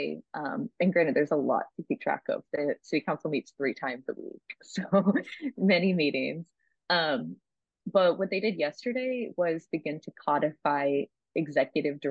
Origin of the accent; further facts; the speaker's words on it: Texas, United States; moved away; I'm from Texas